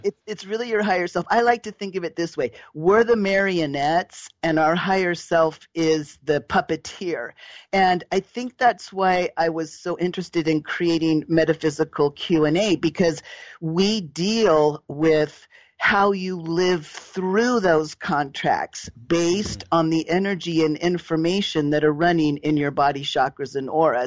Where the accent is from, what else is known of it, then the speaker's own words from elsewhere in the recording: Southern California, United States; I was raised in Southern California